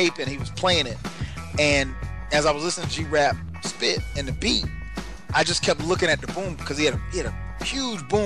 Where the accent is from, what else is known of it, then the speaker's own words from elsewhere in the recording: Florence, South Carolina, United States; my hometown, shout out to Florence, South Carolina